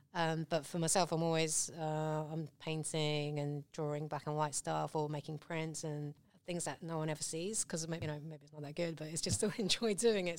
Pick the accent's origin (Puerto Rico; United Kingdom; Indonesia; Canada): United Kingdom; England; accent: British; also born or lived in Hong Kong / London; now in Shepparton, Australia; I grew up in England. I'm still holding on to my British accent.